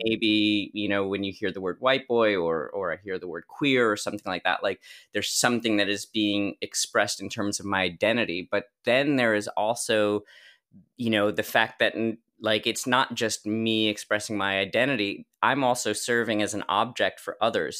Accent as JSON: {"language": "English", "region": "New Jersey", "country": "United States", "tie": "born or raised there", "said": "a massage school in New Jersey, in my hometown"}